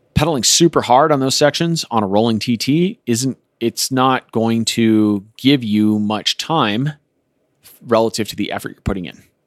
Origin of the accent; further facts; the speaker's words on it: Colorado, United States; I grew up in Colorado